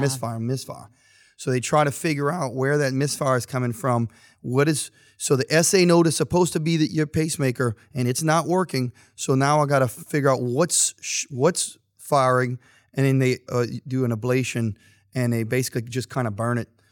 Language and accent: English; St. Martinville, Louisiana, United States; now in Youngsville, United States; I'm originally, of course, Saint Martinville, but no one knows where Saint Martinville is. But I am from Youngsville.